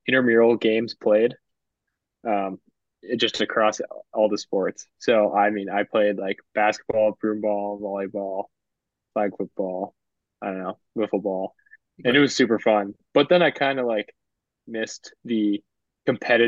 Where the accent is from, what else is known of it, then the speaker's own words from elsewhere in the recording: Southern California, United States; moved away; I'm from Southern California